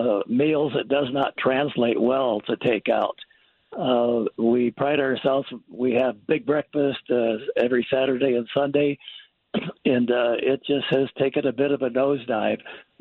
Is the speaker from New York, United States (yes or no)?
no; Missouri, United States